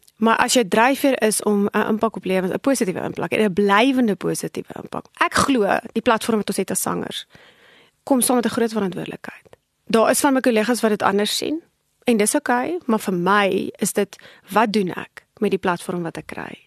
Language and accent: Afrikaans; South Africa; ons as Afrikaners is geneig daartoe om ons het groot geword in 'n konteks van kinders word gesien en nie gehoor nie